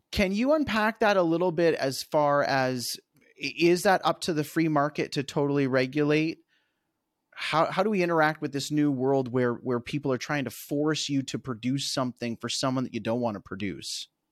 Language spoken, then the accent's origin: English; Canada; as a Canadian